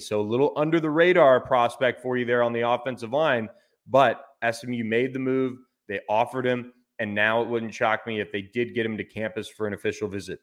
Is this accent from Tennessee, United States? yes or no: no; Florida, United States; moved away; my home state of Florida